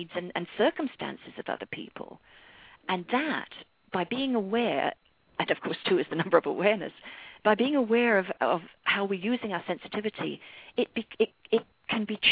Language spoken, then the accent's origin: English; London, United Kingdom; moved away as an adult; now in United States; I was born in London from an English mother and an Irish father.